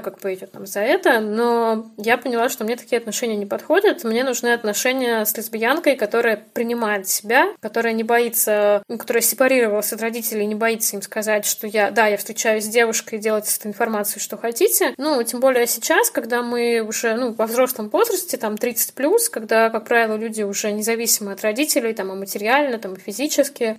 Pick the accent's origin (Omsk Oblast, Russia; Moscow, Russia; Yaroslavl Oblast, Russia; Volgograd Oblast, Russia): Volgograd Oblast, Russia; near Volgograd; born or raised there; moved away as an adult; also born or lived in Belarus; now in Saint Petersburg, Russia